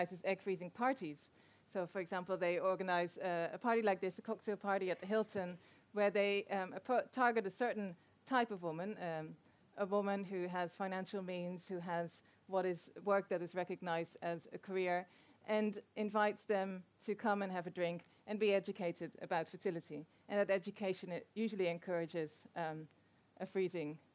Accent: Netherlands; I'm from the Netherlands

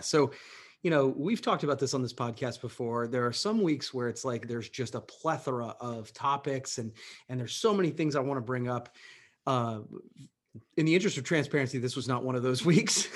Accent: Coshocton, Ohio, United States; love, love my hometown

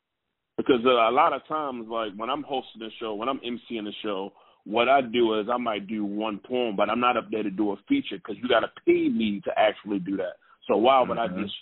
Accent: Baltimore, Maryland, United States; now in Atlanta, United States; me growing up in Baltimore.

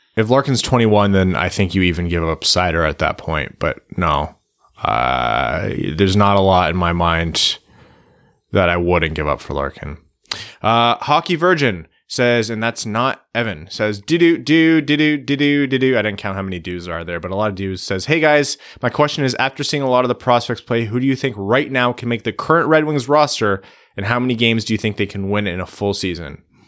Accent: Canada; being a Canadian kid

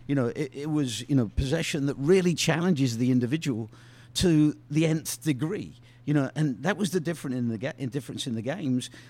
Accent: England, United Kingdom; moved away; playing squash growing up in England

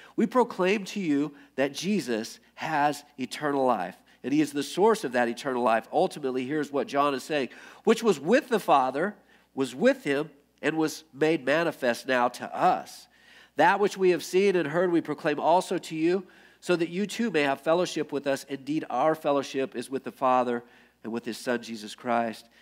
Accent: United States; I grew up in America

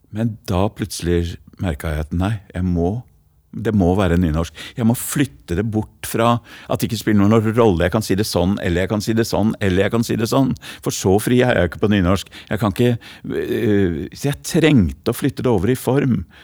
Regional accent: Oslo, Norway; accent: Oslo east (østkant) sociolect; jeg er jo fra Hellerud. Så dette er en Hellerud-slam, og nå går jeg over til det breie eh, språket fra Hellerud

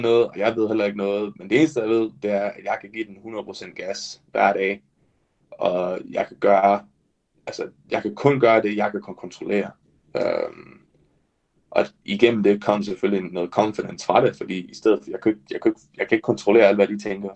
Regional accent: Denmark; jeg er den første dansker nogensinde

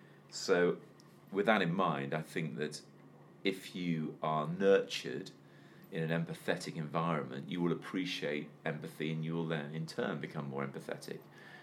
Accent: Wales, United Kingdom; But, you know, even though I grew up in Wales, I was only 20 miles from the English border.

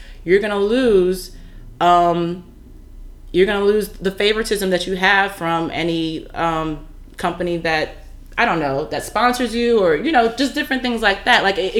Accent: California, United States; I'm from California

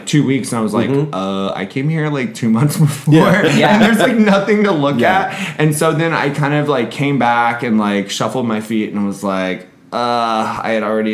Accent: Florida, United States; now in Chicago, United States; growing up in Florida

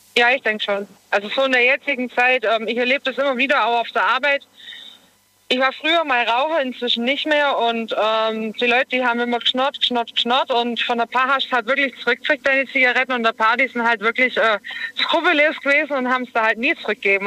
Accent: Germany; Ich komme aus Deutschland

